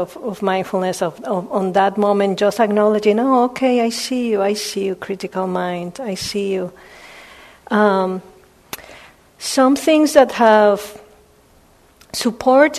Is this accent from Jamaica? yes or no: no; Puerto Rico; I was born in Puerto Rico.